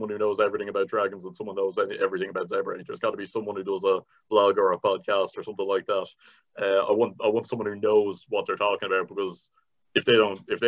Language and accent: English; Bray, Leinster, Ireland; I'm from Bray in County Wicklow. There was no one who sounded like where I grew up in those ads